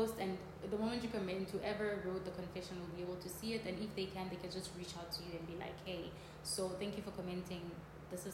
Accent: South Africa; moved away; in South Africa we have chicken from Nando's

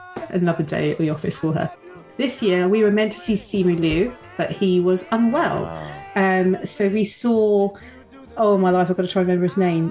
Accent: United Kingdom; Me being very British

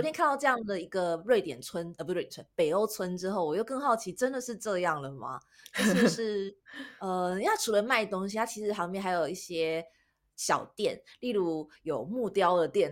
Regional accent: Taiwan; 我们台湾人

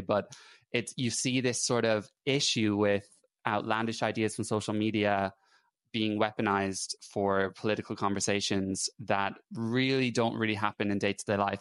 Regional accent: Ireland; moved away as an adult; also born or lived in England; now in United Kingdom; I'm Irish

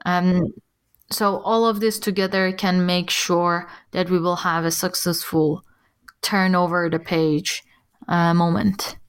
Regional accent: Iran; now in Germany; I'm from Iran

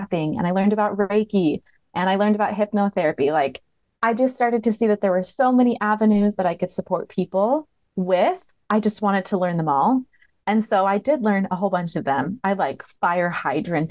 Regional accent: Michigan, United States; also born or lived in Montana / Hawaii; now in Alabama, United States; I've lived in Montana. I've lived in Hawaii, but I'm from Michigan. That's where I was raised.

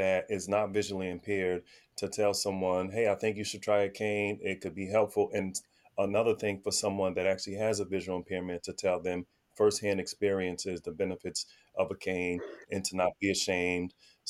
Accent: New Jersey, United States; I grew up in New Jersey in the 80s and 90s

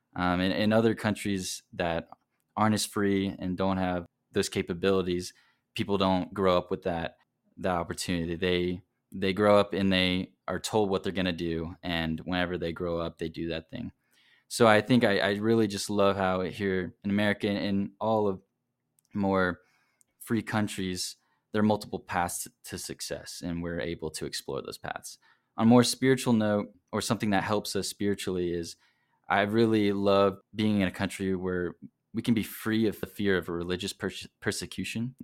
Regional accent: South Carolina, United States; now in Provo, United States; I'm originally from South Carolina, but currently living here in Provo.

